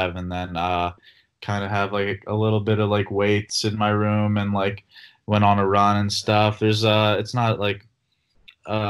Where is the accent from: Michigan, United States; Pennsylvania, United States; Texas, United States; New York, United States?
Pennsylvania, United States; Philadelphia; I'm from Philadelphia